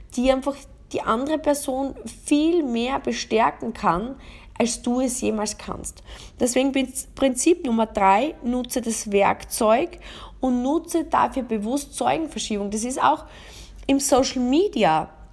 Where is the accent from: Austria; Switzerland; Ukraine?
Austria; bei uns in Österreich